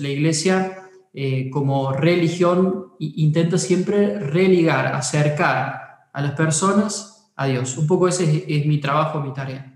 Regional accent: Córdoba, Argentina; soy cordobés

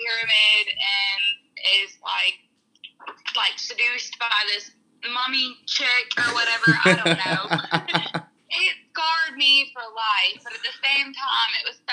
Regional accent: Columbia, South Carolina, United States; I'm from Columbia, South Carolina.

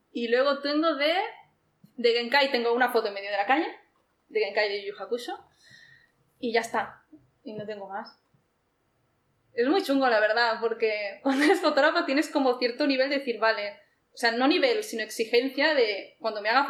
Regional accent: Barcelona, Catalonia, Spain; Sí, doy gracias por haber nacido aquí

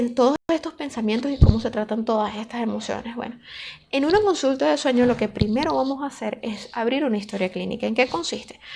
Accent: Caracas, Capital District, Venezuela; soy de Caracas, Venezuela

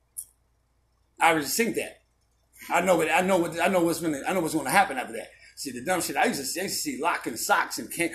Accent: Chicago, Illinois, United States; I'm from Chicago

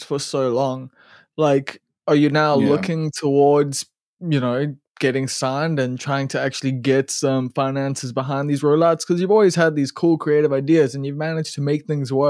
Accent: Durban, KwaZulu-Natal, South Africa; I'm from Ambilo

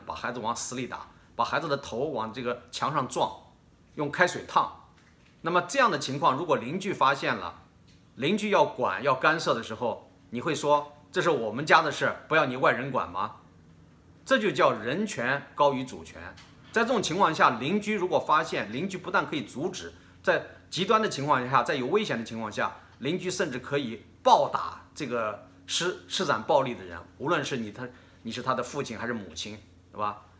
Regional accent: China; 我相信作为一个中国人，一个华裔啊，不管是你在生活在什么地方

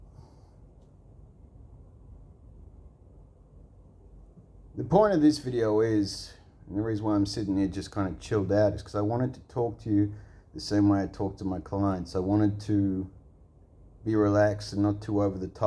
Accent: Australia; I'm from Australia.

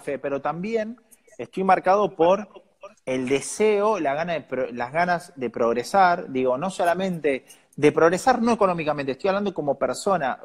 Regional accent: San Nicolás de los Arroyos, Buenos Aires Province, Argentina; moved away; yo salí de un club de San Nicolás

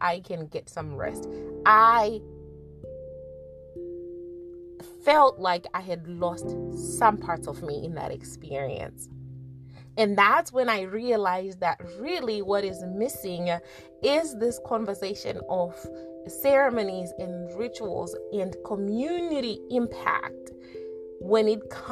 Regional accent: Zimbabwe; also born or lived in America; now in United States; Growing up in Zimbabwe, we had traditions

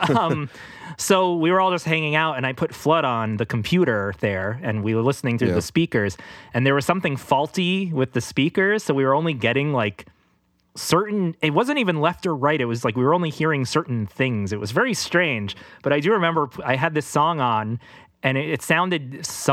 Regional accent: New York City, New York, United States; we're in Queens, we're in the city

